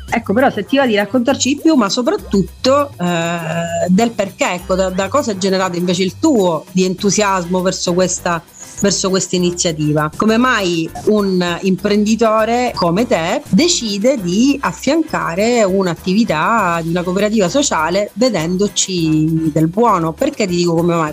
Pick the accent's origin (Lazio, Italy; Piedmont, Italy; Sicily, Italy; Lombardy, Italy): Sicily, Italy; Messina; sono messinese, sono una fundraiser